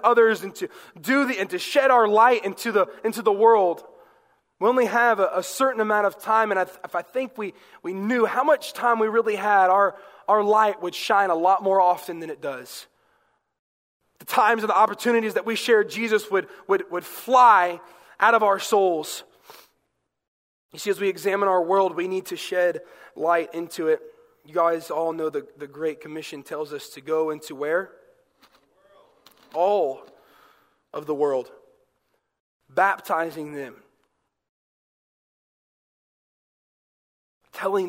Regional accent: the South, United States; I'm from the South

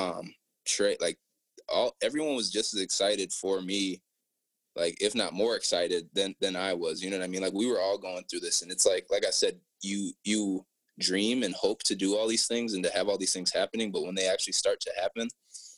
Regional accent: Apple Valley, Minnesota, United States; growing up in Apple Valley, Minnesota

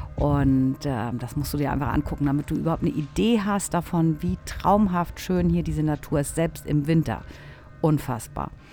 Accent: Germany; moved away as an adult; now in Italy; bei uns in Deutschland

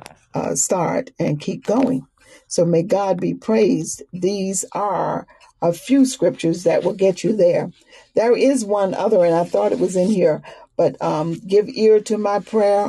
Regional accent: the South, Southern United States, United States; accent: Southern; I'm a Southerner, so kind of lay on these vowels

